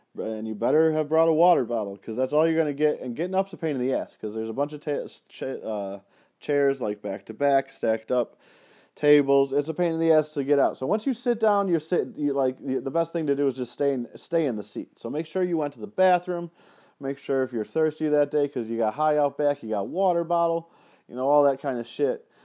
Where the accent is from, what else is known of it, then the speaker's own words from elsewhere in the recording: Penfield, New York, United States; in my hometown there in Penfield